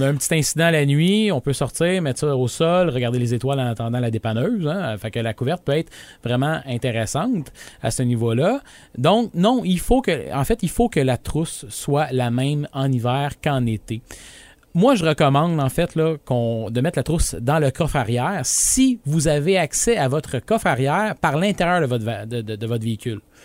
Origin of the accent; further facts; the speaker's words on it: region of "Green Bay", Quebec, Canada; also born or lived in Saguenay, Quebec; je venais voir ma famille ici parce que je suis, je suis natif de la région de Green Bay